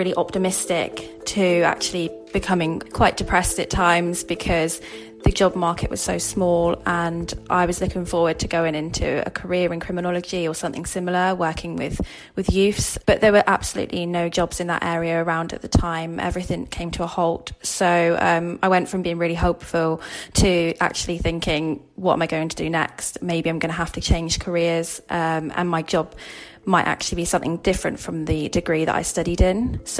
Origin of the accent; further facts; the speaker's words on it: Plymouth, South West England, United Kingdom; now in Liverpool, United Kingdom; I'm 25. I'm based in Liverpool. I'm originally from Plymouth.